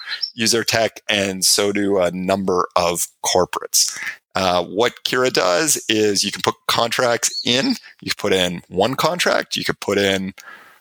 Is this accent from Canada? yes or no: yes; Canada; I'm Canadian